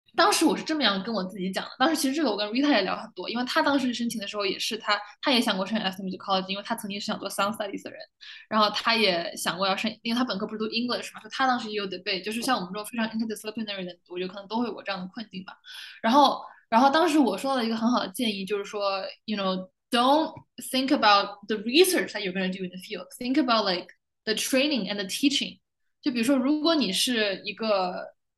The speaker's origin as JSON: {"language": "Chinese", "country": "China", "tie": "born or raised there", "moved": "as an adult", "said": "我反正从小都是在东亚，在中国就是，you know，Chinese public education 嘛"}